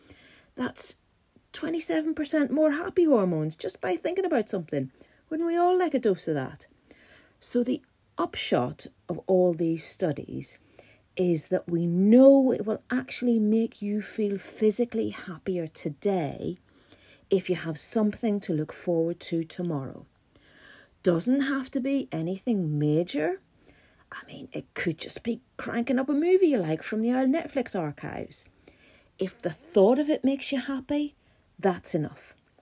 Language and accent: English; Ireland; And being an Irish person, I'm suffering a wee bit because we don't do hot weather.